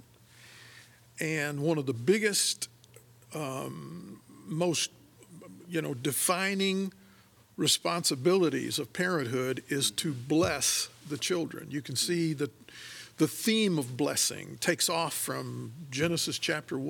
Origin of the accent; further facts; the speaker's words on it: Michigan, United States; moved away as an adult; growing up in Michigan